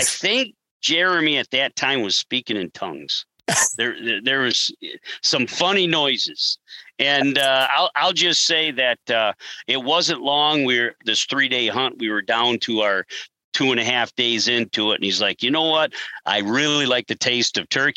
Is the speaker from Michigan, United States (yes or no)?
yes; Michigan, United States; we're from Michigan